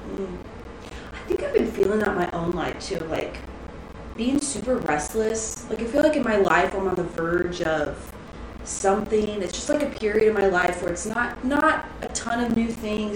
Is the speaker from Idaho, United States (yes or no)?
no; Texas, United States; growing up in Texas that I grew up in, so this is my childhood home technically